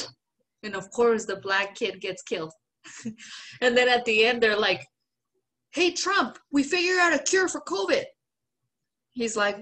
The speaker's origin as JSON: {"language": "English", "country": "Mexico", "second_language": "English", "moved": "yes", "said": "a woman, a Mexican, a lesbian"}